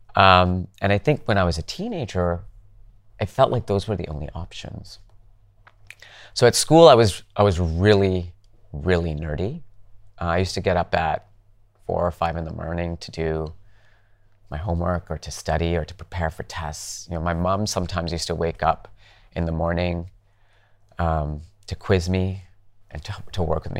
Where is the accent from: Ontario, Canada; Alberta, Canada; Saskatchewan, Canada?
Alberta, Canada; Calgary; moved away; I grew up in Canada, in Calgary.